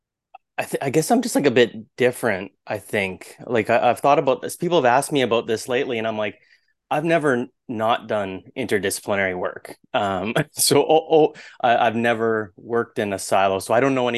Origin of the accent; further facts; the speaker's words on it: Canada; I'm a Canadian postdoc researcher at McGill University